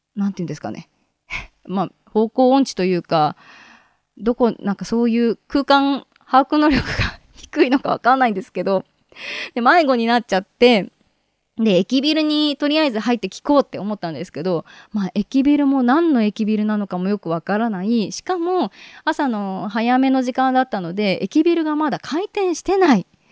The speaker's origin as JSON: {"language": "Japanese", "town": "Chigasaki", "region": "Kanagawa", "country": "Japan", "tie": "born or raised there", "said": "私の地元茅ヶ崎"}